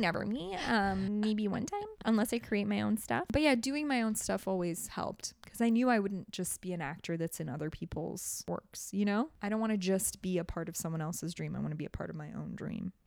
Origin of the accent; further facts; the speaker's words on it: Toronto, Ontario, Canada; moved away as an adult; also born or lived in Tehran, Iran / Germany; now in Los Angeles, United States; I grew up in Toronto